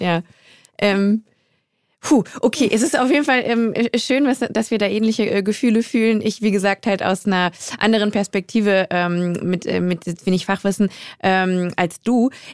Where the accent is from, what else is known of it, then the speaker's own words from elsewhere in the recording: Germany; ich komme halt ähm, aus Westdeutschland